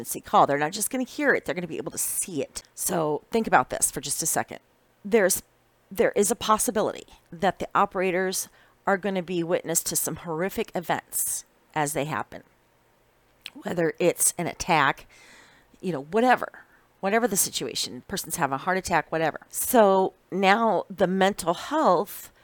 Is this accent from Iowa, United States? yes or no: yes; Iowa, United States; moved away; I was originally born and raised in Iowa, which is the corn state